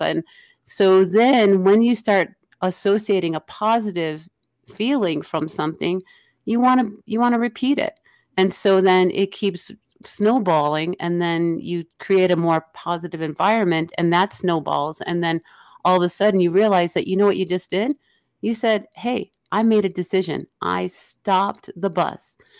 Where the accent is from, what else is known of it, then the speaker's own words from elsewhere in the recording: Illinois, United States; I grew up in the Illinois area